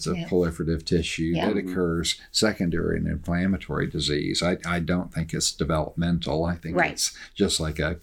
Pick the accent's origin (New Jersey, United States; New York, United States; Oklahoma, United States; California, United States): Oklahoma, United States; I'm from Oklahoma